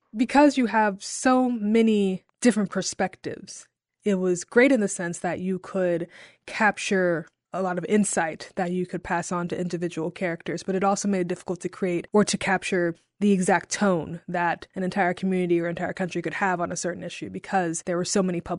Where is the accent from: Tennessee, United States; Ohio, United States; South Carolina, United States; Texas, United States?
Tennessee, United States; Jackson; also born or lived in Chicago; now in Memphis, United States; Well, I grew up in Jackson, Tennessee, which is about an hour outside of Memphis, and that's where I lived most of my life, all the way up until college